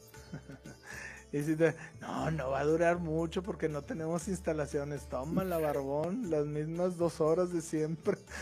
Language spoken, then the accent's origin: Spanish; Mexico; yo soy mexicano.